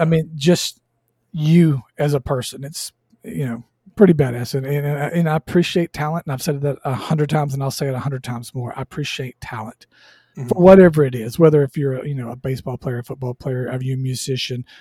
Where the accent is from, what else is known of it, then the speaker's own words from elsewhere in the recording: Southwest Georgia, United States; I grew up in Southwest Georgia.